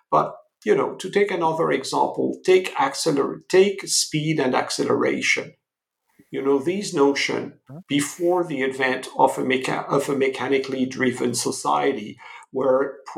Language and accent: English; France; English is a second language; moved away as an adult; now in United States; as you may gather from my accent, I come from Europe, from France.